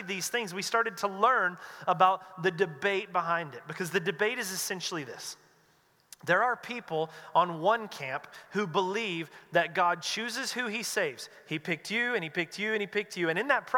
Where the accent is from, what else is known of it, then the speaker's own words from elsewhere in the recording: North Carolina, United States; moved away as an adult; now in West Coast, United States; I grew up in North Carolina in a Southern Baptist church